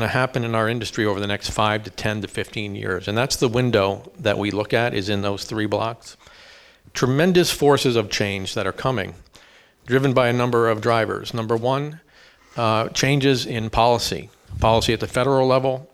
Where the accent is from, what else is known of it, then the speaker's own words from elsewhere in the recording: Easton, Pennsylvania, United States; moved away as an adult; also born or lived in Bronx, New York; I grew up in Easton, PA, which is just up the river, about an hour